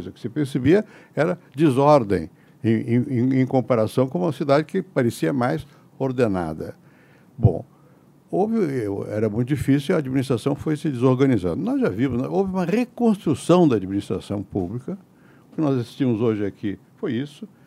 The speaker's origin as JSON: {"language": "Portuguese", "region": "Rio de Janeiro", "country": "Brazil", "tie": "born there", "moved": "yes", "lives_now": "São Paulo, Brazil", "said": "Eu nasci no Rio. Isso é bom. Mas eu vim para São Paulo. Isso é melhor."}